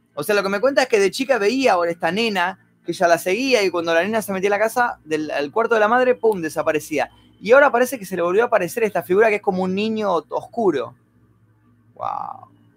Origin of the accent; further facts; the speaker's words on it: Argentina; accent: Argentine; also born or lived in Buenos Aires, Argentina; tengo un acento súper marcado de Argentina